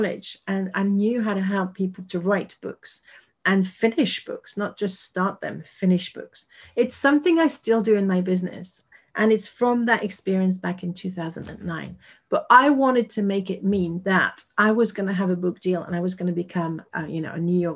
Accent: France; English is a second language; I am French and I'm speaking English to you right now

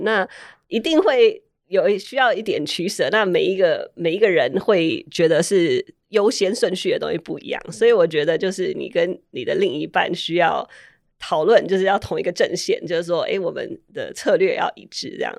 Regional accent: Taiwan; moved away as an adult; also born or lived in Puerto Rico / Maryland, United States; now in Silicon Valley, United States; 我小时候是在波多黎各出生，然后小学四年级我搬来台湾

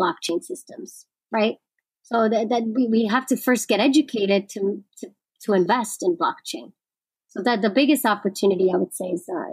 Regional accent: New York, United States; I'm a New Yorker

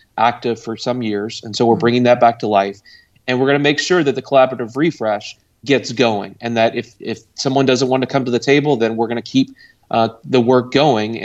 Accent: Louisville, Kentucky, United States; now in Cincinnati, United States; I'm from Louisville, Kentucky, originally

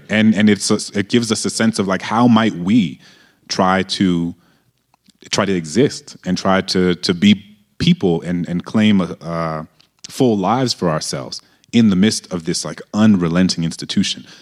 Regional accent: New Orleans, Louisiana, United States; moved away; I grew up in a majority black city

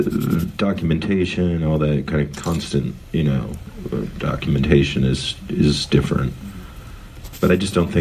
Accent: Berkeley, California, United States; I'm the original East Bay because I was born in Berkeley

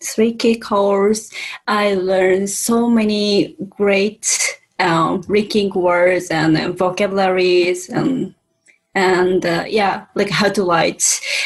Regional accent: Japan; English is a second language; I'm from Japan. And I live in Japan as well right now.

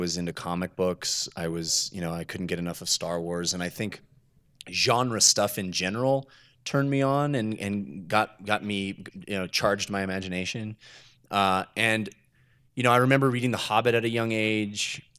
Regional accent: the Bay Area, California, United States; Growing up in the Bay Area, my dad was, you know, brought home personal computers when they first started becoming available.

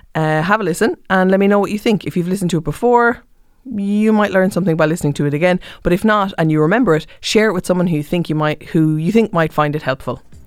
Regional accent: Cork, Munster, Ireland; I'm from Cork

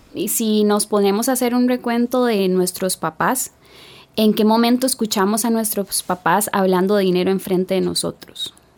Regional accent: Puerto Jiménez, Puntarenas, Costa Rica; Nací en Puerto Jiménez, península de Osa, aproximadamente 365 kilómetros de San José. Una zona rural.

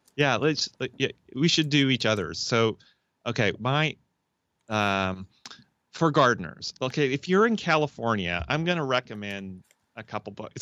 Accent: Canada; now in United States; I'm a Canadian in, uh, the U S

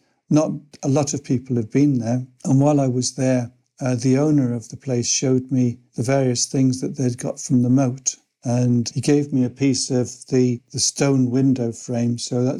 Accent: Pembroke, Wales, United Kingdom; Well, I was born in Pembroke in Wales

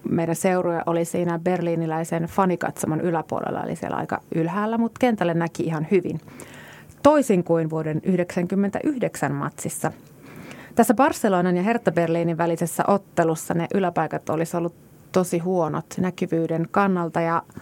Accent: Kajaani, Kainuu, Finland; Mä oon, mä oon itse kotoisin Kajaanista, jossa on 37 000 asukasta

